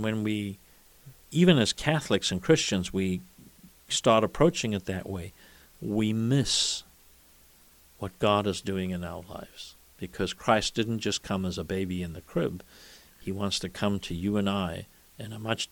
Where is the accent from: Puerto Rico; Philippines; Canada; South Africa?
South Africa; moved away; as a boy growing up in South Africa